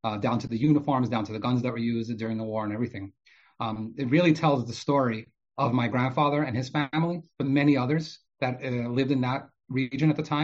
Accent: New York City, New York, United States; also born or lived in Odesa, Ukraine; I grew up in Brooklyn, New York

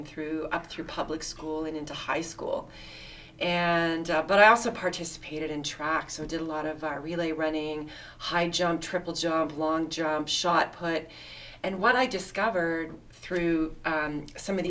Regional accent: Toronto, Ontario, Canada; also born or lived in Winnipeg, Manitoba; I grew up in the East End, so sort of the Port Union and Lawrence area, Scarborough

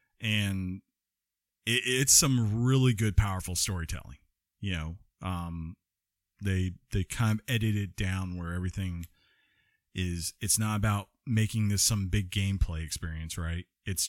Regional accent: Georgia, United States; We are from Georgia, too.

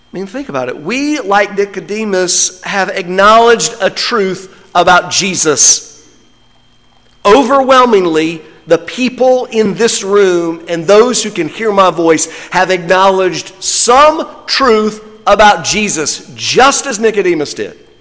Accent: North Carolina, United States; I'm from North Carolina

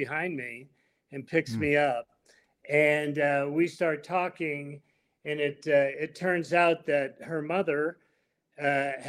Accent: the Bay Area, California, United States; I grew up in the Bay Area.

